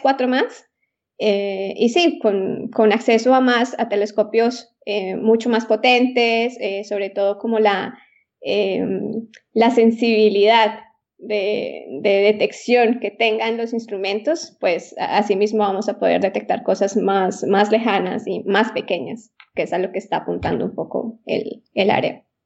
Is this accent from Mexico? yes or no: no; Colombia; moved away as an adult; also born or lived in Austria / Italy / Germany; now in Bern, Switzerland; llegué desde, desde Colombia